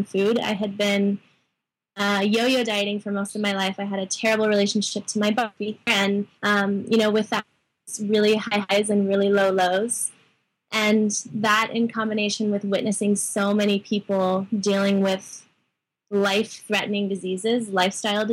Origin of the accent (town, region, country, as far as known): Sedona, Arizona, United States; born or raised there